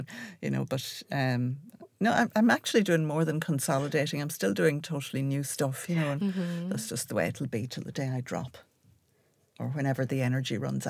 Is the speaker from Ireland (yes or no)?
yes; Ireland; the response to even being Irish when you go over there is extraordinary, isn't it?